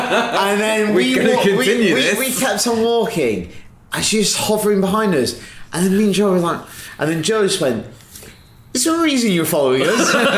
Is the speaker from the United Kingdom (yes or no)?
yes; United Kingdom; we're not very confrontational people, and we're awkward, and we're British.